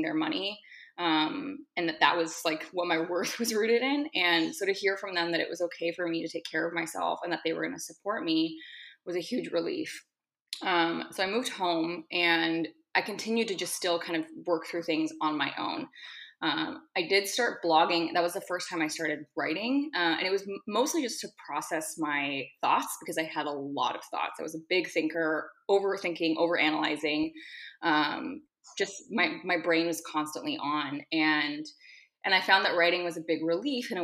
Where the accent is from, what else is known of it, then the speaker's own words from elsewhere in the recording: Seattle, Washington, United States; moved away; I'm currently in Seattle, Washington, which is my hometown.